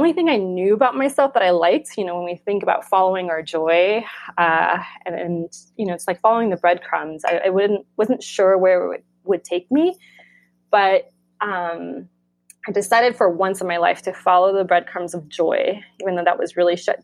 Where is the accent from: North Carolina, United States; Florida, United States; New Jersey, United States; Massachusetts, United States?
Florida, United States; moved away as an adult; also born or lived in New York; now in California, United States; where I grew up in Florida